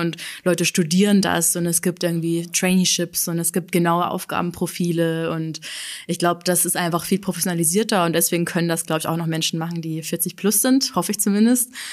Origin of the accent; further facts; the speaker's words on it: Burghausen, Bavaria, Germany; moved away as an adult; now in Leipzig, Germany; Ich bin in Burghausen geboren. Das ist ganz an der Grenze zu Österreich, also so in Südostbayern. Und ähm, da leben meine Eltern auch immer noch, also so ein bisschen entfernt von diesem Ort. Und da bin ich zur Schule gegangen und bin dann auch erst mit 18 quasi dann weggezogen